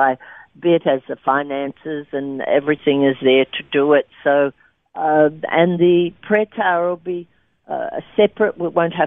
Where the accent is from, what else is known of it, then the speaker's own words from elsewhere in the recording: Albury, New South Wales, Australia; moved away; in Albury, in my hometown